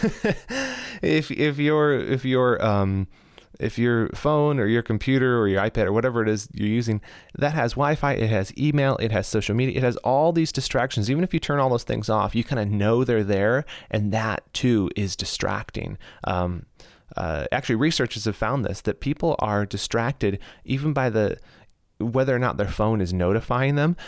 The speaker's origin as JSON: {"language": "English", "country": "United States", "said": "I'm an American"}